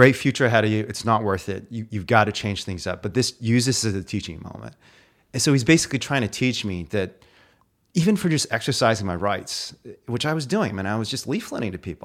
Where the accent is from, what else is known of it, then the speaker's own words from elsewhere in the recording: Indiana, United States; My dog growing up was the only reason I made it through growing up in Indiana